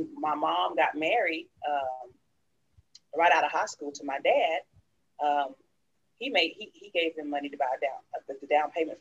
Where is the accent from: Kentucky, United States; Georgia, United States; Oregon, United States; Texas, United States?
Texas, United States; Dallas; I grew up in the heart of Oak Cliff, Texas